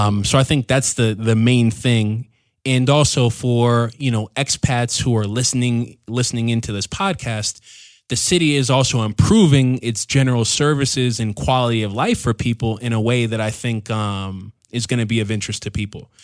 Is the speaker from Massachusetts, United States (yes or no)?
yes; Waltham, Massachusetts, United States; moved away as an adult; now in Loja, Ecuador; my hometown back in, in Massachusetts, Waltham.